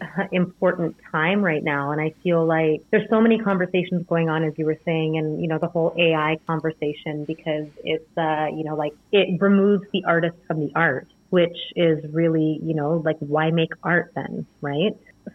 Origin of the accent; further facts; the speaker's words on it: India; it's something that I grew up studying in India.